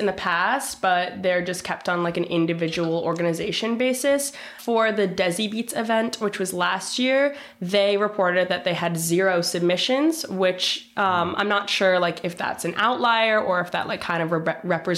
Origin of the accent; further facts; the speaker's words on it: Westport, Connecticut, United States; I'm from Westport, Connecticut, which is about an hour outside of New York City